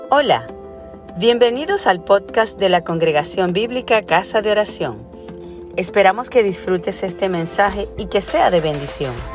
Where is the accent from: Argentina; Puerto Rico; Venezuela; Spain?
Venezuela; algunos de nosotros que somos nacidos en Venezuela